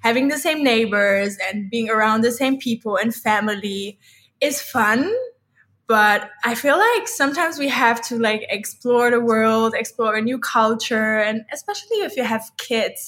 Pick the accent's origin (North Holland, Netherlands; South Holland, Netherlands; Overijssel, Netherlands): North Holland, Netherlands; Amsterdam; moved away as an adult; also born or lived in Ibiza, Spain; now in Thailand; we are all born and raised in Amsterdam City, Netherlands